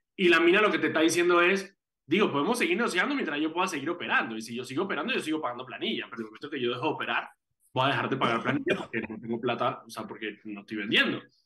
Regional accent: Panama; aquí en Panamá

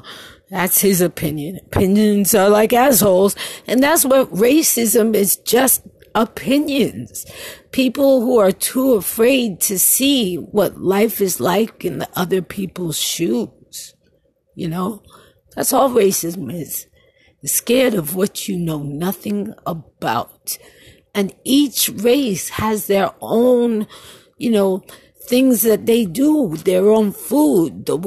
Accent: New York City, New York, United States; moved away; I was going to a Catholic school in Brooklyn

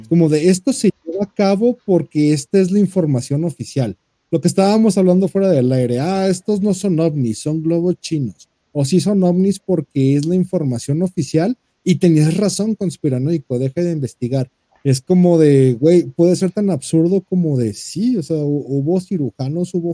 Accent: Mexico; somos mexicanos, somos chingones y mandamos ayuda en cuanto hay un terremoto

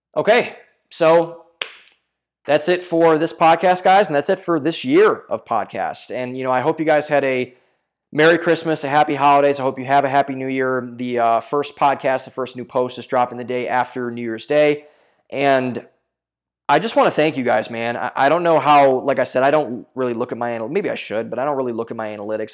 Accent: Ohio, United States; my home state of Ohio

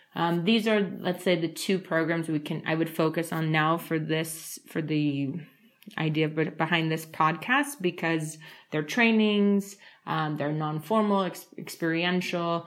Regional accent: United States; moved away as an adult; also born or lived in Moldova; now in Spain; even though I'm from the United States

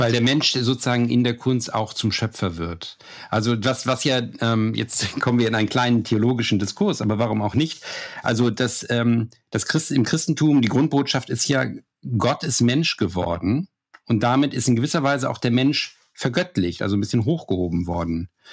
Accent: Germany; ich als Deutscher

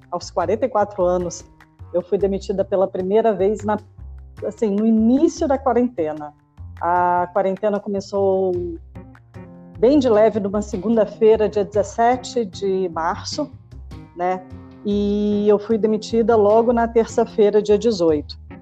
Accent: Brasília, Federal District, Brazil; born there; now in São Paulo, Brazil; apaixonada por São Paulo, apesar de ter nascido em Brasília. Mas já estou aqui há muito mais tempo do que na minha cidade natal, né?

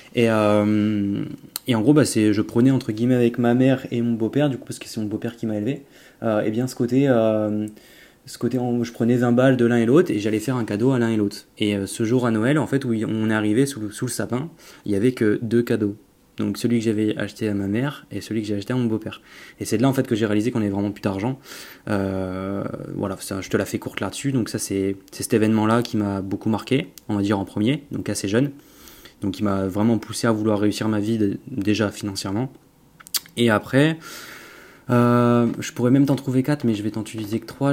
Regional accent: Auvergne-Rhône-Alpes, France; moved away as an adult; now in Nice, France; j'étais de l'Auvergne auparavant. Euh, maintenant, du coup, j'ai déménagé sur la côte d'Azur, donc à côté de Nice.

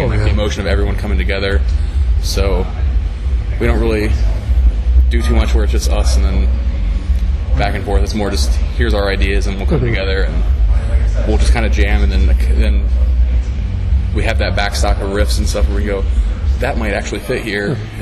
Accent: Columbus, Ohio, United States; I'm from Columbus, Ohio.

